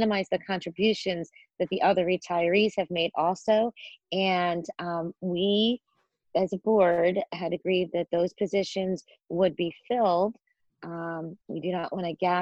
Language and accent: English; Philadelphia, Pennsylvania, United States; moved away; I'm originally from Philadelphia